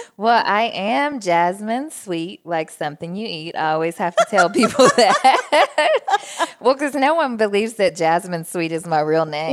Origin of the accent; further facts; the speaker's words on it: Jackson, Tennessee, United States; moved away as an adult; also born or lived in Memphis, Tennessee; now in Nashville, United States; I grew up in Jackson, Tennessee, which is the only city between here and Memphis